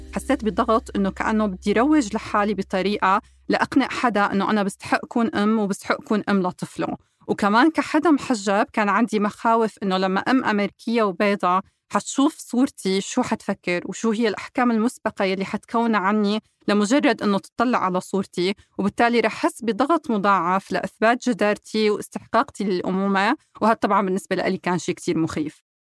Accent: Syria; moved away as an adult; now in United States; من سوريا وجيت على أمريكا بال 2012

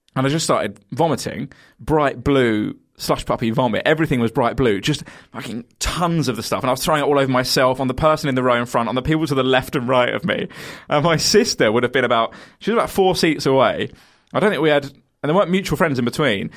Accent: Kent, South East England, United Kingdom; I'm from Kent

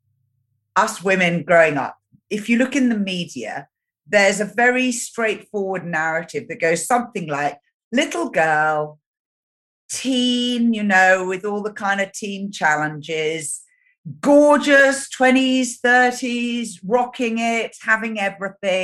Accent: United Kingdom; moved away as an adult; now in New Zealand; I was born in Great Britain and I now live in New Zealand.

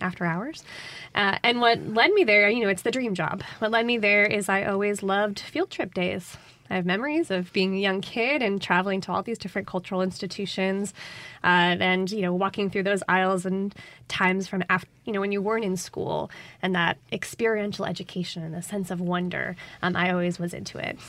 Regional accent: Connecticut, United States; moved away as an adult; now in Jackson, United States; I'm originally from Connecticut, but as I tell people, I've been living in Jackson for over ten years

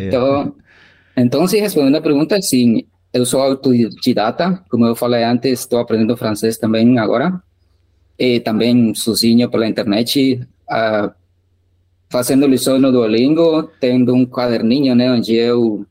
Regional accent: Guatemala; first language Spanish; Portuguese is a second language; eu sou da Guatemala, eu ainda moro aqui

